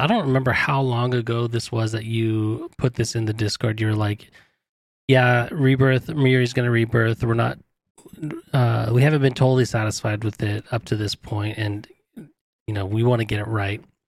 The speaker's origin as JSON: {"language": "English", "region": "California", "country": "United States", "tie": "born or raised there", "said": "I grew up in California"}